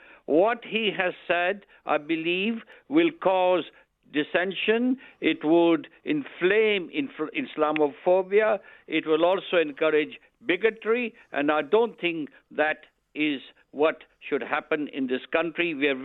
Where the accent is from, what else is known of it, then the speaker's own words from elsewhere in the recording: United Kingdom; I'm a British politician.